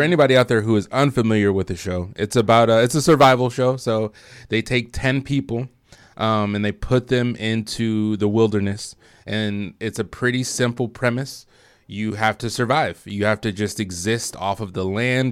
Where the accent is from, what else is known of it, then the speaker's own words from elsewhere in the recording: Michigan, United States; moved away as an adult; I am from Michigan originally